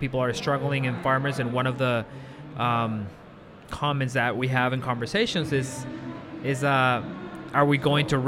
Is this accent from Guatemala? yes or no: yes; Guatemala; moved away; I'm from Guatemala